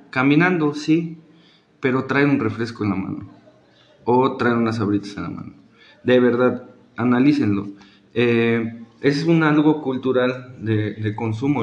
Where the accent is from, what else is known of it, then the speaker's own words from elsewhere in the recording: Mexico; la cultura que tenemos como mexicanos